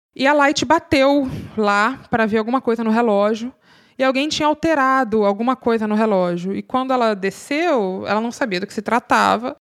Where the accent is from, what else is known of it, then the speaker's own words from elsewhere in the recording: Rio de Janeiro, Brazil; eu sou do Rio de Janeiro